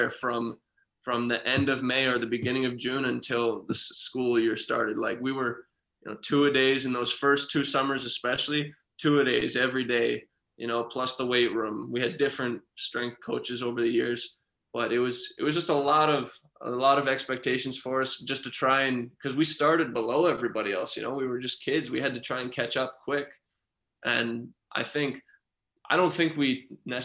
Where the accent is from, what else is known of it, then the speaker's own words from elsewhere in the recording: outside of North Bay, Ontario, Canada; I didn't even grow up in North Bay. I grew up outside of North Bay